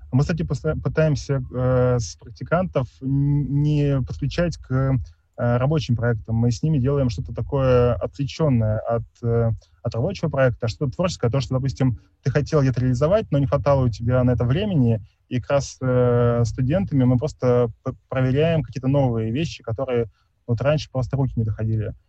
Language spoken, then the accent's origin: Russian; Tomsk, Tomsk Oblast, Russia; я из Томска